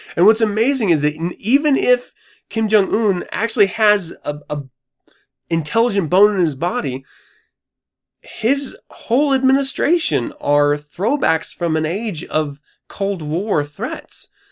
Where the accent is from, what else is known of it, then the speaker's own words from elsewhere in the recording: United States; I'm an American